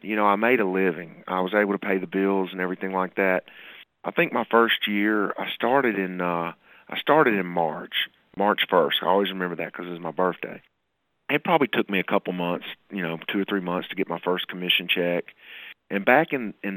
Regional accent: Murfreesboro, Tennessee, United States; here in Murfreesboro, my hometown

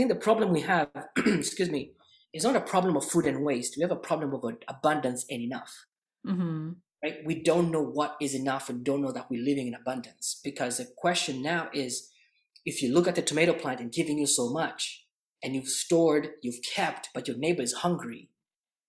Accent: Kenya; moved away as an adult; now in Canada; I grew up in Kenya, by the way, in just a little bit of a back history. And I came to Canada not too long ago

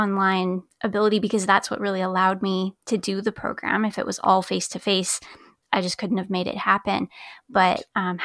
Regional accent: Alberta, Canada; I'm from Alberta

